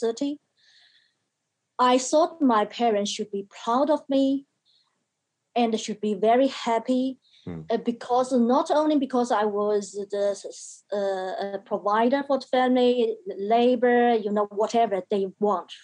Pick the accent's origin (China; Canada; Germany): China; now in Australia; Yeah, I was born in China. China is the country of my birth. Australia is the country of my choice.